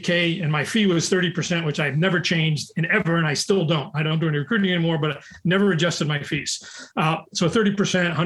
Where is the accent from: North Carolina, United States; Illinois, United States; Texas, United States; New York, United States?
New York, United States; I'm from New York and from the Bronx